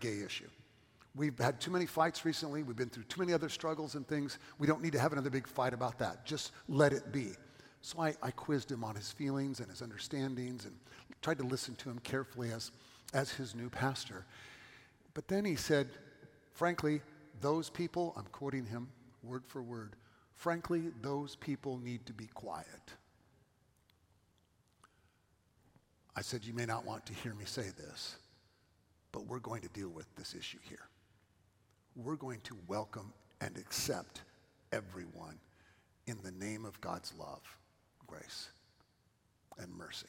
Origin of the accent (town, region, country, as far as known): California, United States; moved away as an adult; also born or lived in Johnson City, Tennessee